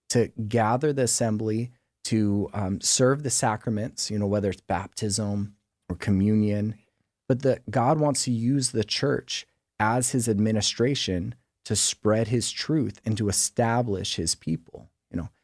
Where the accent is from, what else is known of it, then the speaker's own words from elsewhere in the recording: San Diego, California, United States; also born or lived in Sicily (ancestry); I grew up here in San Diego, um, El Cajon and Santee